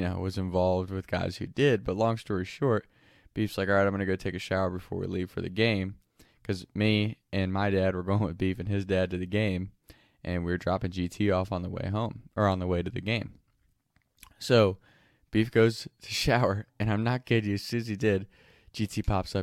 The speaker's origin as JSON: {"language": "English", "region": "Kentucky", "country": "United States", "tie": "born or raised there", "said": "the first friend I ever had growing up in Kentucky"}